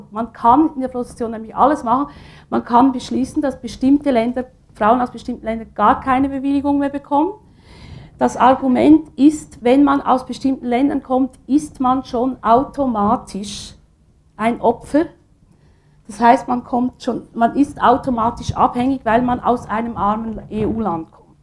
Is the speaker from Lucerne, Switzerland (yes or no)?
no; Aargau, Switzerland; Ich komme aus dem Kanton Aargau.